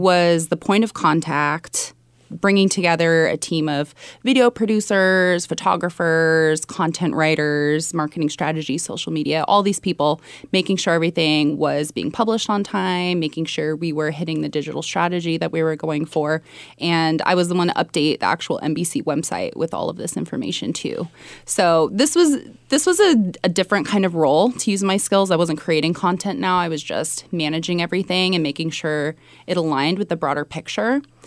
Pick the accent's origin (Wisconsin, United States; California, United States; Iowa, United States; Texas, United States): California, United States; Sunnyvale; born or raised there; moved away as an adult; also born or lived in Mountain View, California / New York